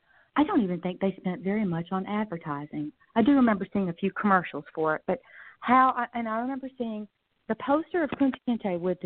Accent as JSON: {"language": "English", "region": "the South", "country": "United States", "tie": "born or raised there", "also_born_or_lived": "New York City", "moved": "yes", "said": "I do remember growing up in the South"}